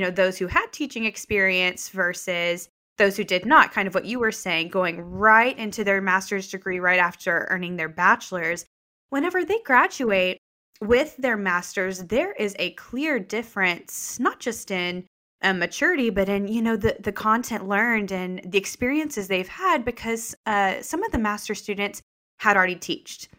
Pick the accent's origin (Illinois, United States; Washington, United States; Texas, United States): Texas, United States; Lubbock; I was born and raised in Lubbock.